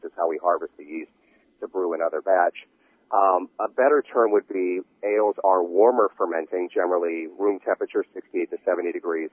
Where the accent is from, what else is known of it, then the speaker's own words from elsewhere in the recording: California, United States; moved away; also born or lived in Philadelphia; I grew up in California, but ended up in Philadelphia.